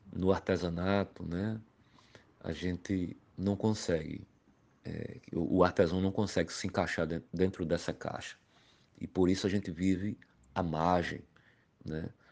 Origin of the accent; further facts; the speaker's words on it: Pombal, Paraíba, Brazil; now in João Pessoa, Brazil; Sou natural da cidade de Pombal, ao Sertão da Paraíba e há mais de 30 anos moro na capital paraibana João Pessoa